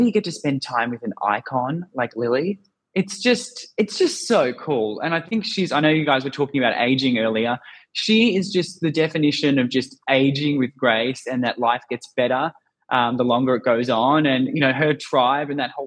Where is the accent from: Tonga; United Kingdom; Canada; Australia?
Australia; accent: Aussie; I am Australian